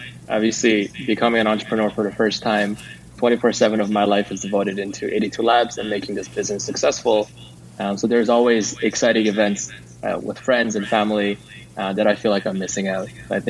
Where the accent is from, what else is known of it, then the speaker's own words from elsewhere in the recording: South Korea; now in Silicon Valley, United States; I grew up in Korea, but I never lived there as an adult.